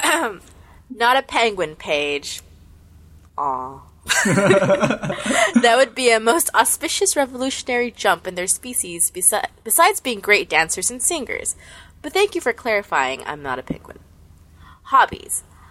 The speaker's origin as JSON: {"language": "English", "town": "Columbus", "region": "Ohio", "country": "United States", "said": "Where I'm from? I'm from Ohio. Columbus, to be more specific. Midwest."}